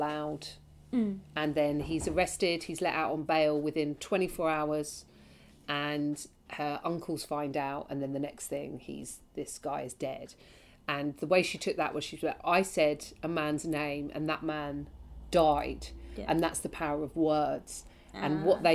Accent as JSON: {"language": "English", "region": "London", "country": "United Kingdom", "tie": "born or raised there", "said": "having been born and raised in London"}